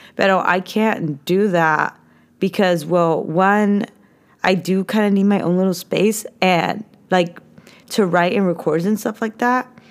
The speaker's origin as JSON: {"language": "English", "region": "California", "country": "United States", "tie": "born or raised there", "said": "I was born and raised in California."}